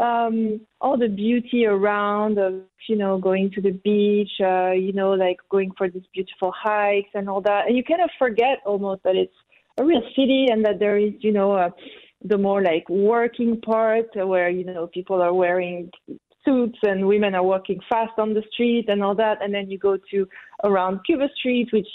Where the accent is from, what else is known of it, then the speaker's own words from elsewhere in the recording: Corsica, France; now in New Zealand; I was born on an island. I come from Corsica